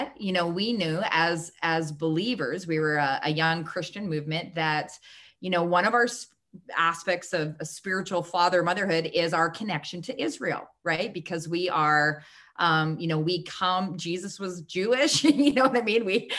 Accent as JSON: {"language": "English", "country": "Canada", "said": "I was kind of like the next best thing in the lineup of Canadians"}